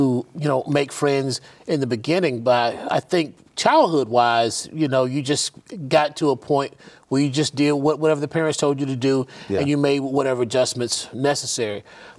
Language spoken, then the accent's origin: English; Chicago, Illinois, United States; born there; I am an Army brat, so I really grew up everywhere. I was born in Chicago, but because my father was an active duty serviceman in the U.S. Army, we moved everywhere.